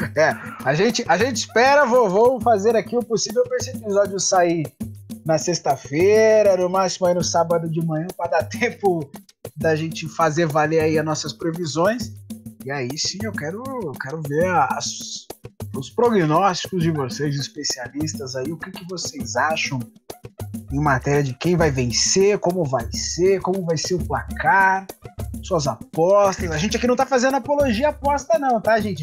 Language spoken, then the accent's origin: Portuguese; Brazil; Eu, eu como brasileiro